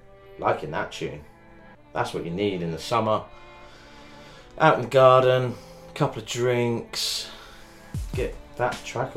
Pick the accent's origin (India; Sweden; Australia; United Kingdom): United Kingdom; England; we're English